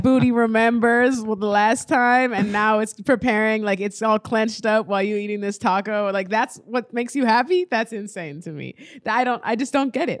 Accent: Nebraska, United States; I'm from Nebraska where, like, everything is new and fresh

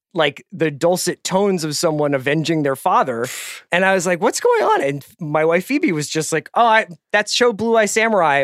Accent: Philadelphia, Pennsylvania, United States; as a Philadelphian

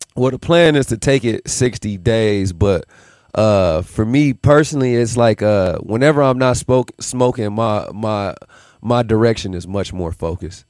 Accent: Las Vegas, Nevada, United States; also born or lived in Milwaukee, Wisconsin; So born there, and then I moved here to Vegas when I was 11

